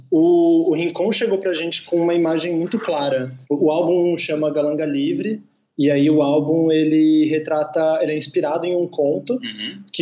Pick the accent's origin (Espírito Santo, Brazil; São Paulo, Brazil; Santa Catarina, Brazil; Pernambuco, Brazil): Pernambuco, Brazil; Recife; Hoje a gente está para se mudar para o Rio de Janeiro nos próximos meses, mas a gente é daqui de Recife.